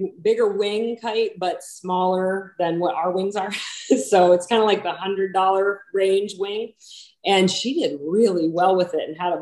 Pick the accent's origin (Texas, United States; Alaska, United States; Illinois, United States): Alaska, United States; Wasilla; moved away as an adult; now in Williamsport, Pennsylvania, United States; I was raised in Wasilla, Alaska.